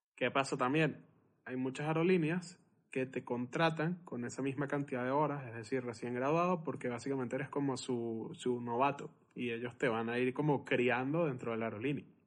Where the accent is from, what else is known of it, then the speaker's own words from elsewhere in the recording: Venezuela; yo soy venezolano